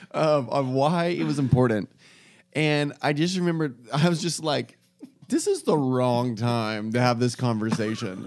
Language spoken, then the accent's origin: English; United States; we as an American culture